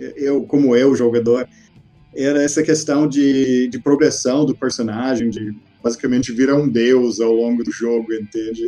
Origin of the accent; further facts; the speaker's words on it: Texas, United States; Portuguese is a second language; moved away as an adult; also born or lived in Porto Alegre, Brazil; now in Brazil; nasci no Texas. Eu, eu, morei lá, me formei, estudei na, até na faculdade.